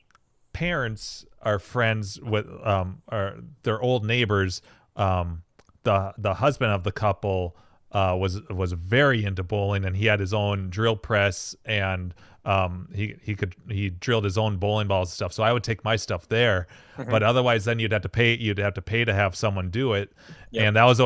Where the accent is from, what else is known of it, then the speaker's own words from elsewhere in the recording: St. Cloud, Minnesota, United States; where I grew up in St. Cloud